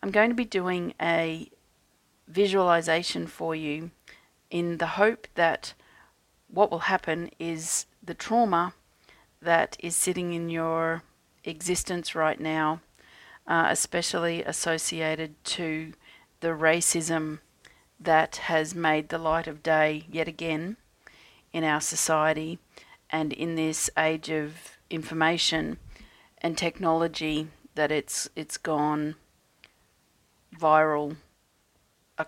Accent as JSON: {"language": "English", "country": "Australia", "said": "as an Australian energy healer"}